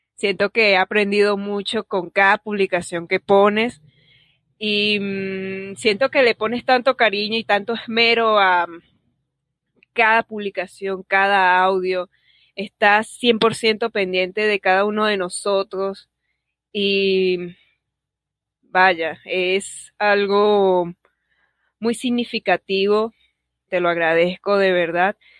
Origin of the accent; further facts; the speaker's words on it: Venezuela; soy de Venezuela